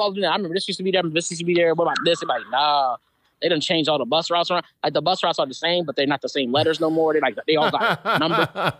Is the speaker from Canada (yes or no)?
no; Spanish Town, Saint Catherine Parish, Jamaica; don't forget I'm from Spanish Town, too. You remember that? I'm from Spanish Town.